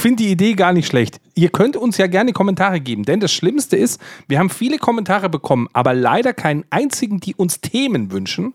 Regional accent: Bavaria, Germany; ich als Bayer

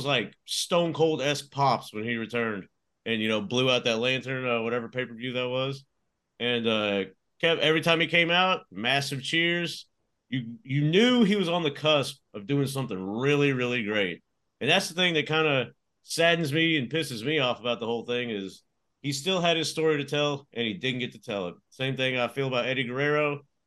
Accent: Amarillo, Texas, United States; I'm from the Texas Panhandle around the Amarillo area

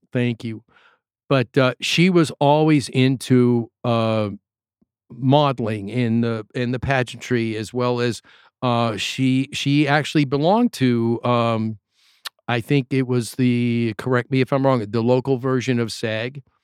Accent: New York, United States; I'm from New York

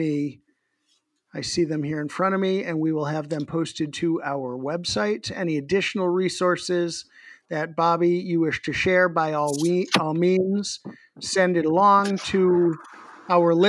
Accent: Massachusetts, United States; I come from Massachusetts, but I also once worked at Illegal Seafood

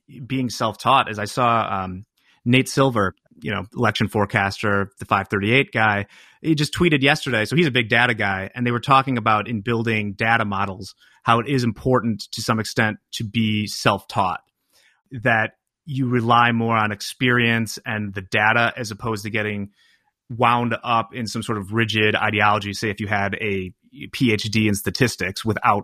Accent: Chicago suburbs, Illinois, United States; I'm just an Irish Catholic guy from the Chicago suburbs

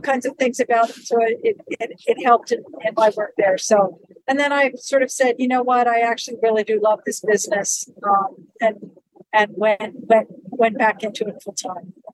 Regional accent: Western Pennsylvania, United States; I grew up in Western Pennsylvania at a ski okay. area called Seven Springs um, Mountain okay. Resort

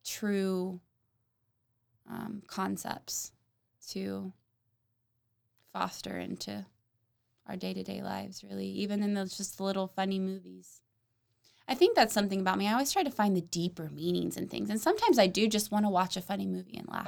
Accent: Oklahoma City, Oklahoma, United States; I grew up in North Oklahoma City

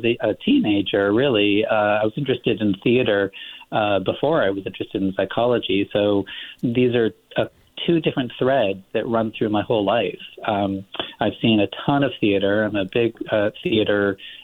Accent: Los Angeles, California, United States; moved away as an adult; also born or lived in Texas / Massachusetts / Midwest; born and raised in Los Angeles in the San Fernando Valley

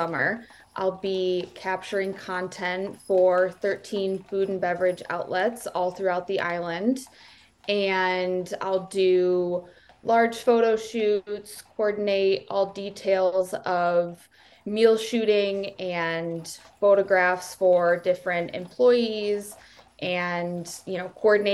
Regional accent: Traverse City, Michigan, United States; I grew up in Traverse City, Michigan

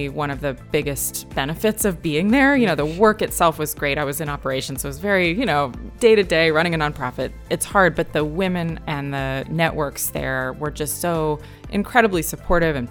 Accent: Connecticut, United States; moved away as an adult; also born or lived in New York; I grew up in Connecticut and my mom still lives in Torrington.

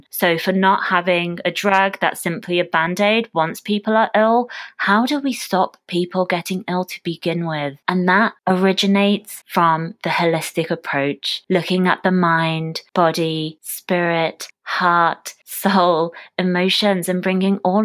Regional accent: United Kingdom; I was born and raised in the UK.

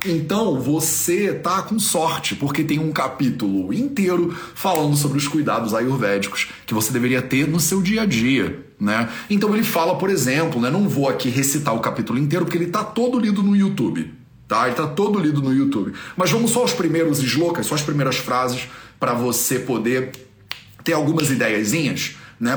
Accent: Brazil; eu sou brasileiro, eu nem sou daqui.

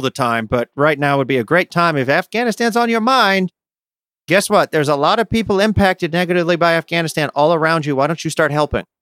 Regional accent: United States; I say this as an American

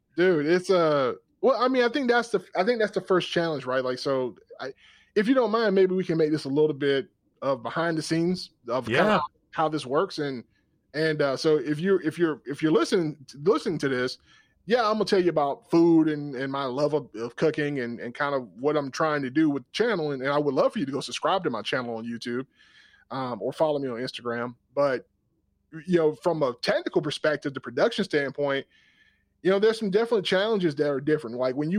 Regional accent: Georgia, United States; I grew up in South Georgia, and I could get a great meal.

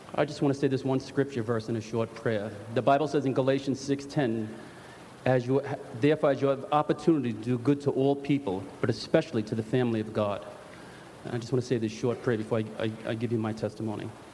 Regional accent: New York City, New York, United States; I was brought up in Park Slope, Brooklyn

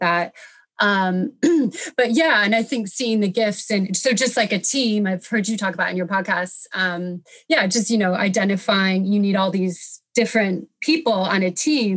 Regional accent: United States; moved away as an adult; also born or lived in France; now in United Kingdom; I'm from America originally. I was living in France at the time. So I moved to the UK to do this work

